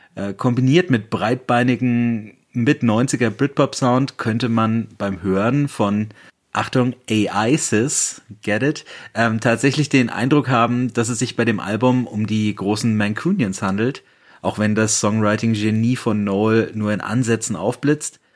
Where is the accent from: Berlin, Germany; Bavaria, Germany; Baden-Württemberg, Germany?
Bavaria, Germany; Bamberg; aus meiner Heimatstadt Bamberg